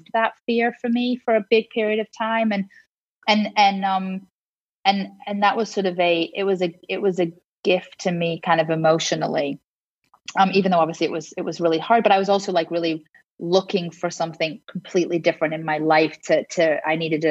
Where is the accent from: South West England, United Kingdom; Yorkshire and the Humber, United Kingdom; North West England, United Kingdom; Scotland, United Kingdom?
North West England, United Kingdom; Liverpool; also born or lived in London; now in Los Angeles, United States; growing up in Liverpool